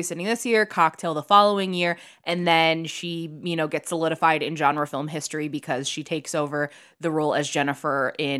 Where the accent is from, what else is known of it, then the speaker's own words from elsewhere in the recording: Chicago, Illinois, United States; And I grew up in Chicago.